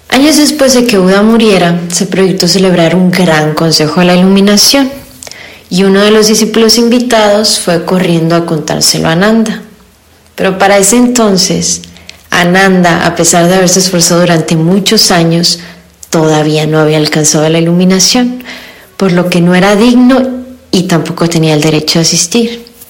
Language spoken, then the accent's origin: Spanish; Hermosillo, Sonora, Mexico; soy de Hermosillo, Sonora